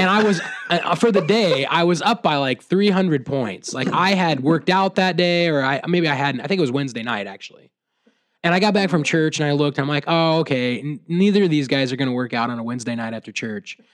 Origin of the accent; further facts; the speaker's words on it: Williamsburg, United States; I was actually at a coffee shop in my hometown, Williamsburg, and I actually had a middle school teacher walk